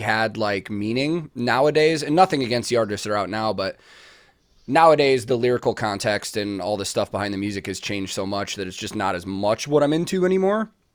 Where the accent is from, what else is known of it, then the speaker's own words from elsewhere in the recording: United States; as an American